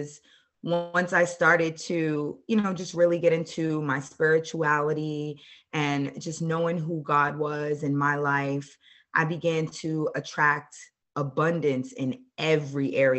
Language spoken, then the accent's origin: English; Boston, Massachusetts, United States; moved away as an adult; also born or lived in Baltimore, Maryland; now in Dallas, United States; I was born and raised in Boston, Massachusetts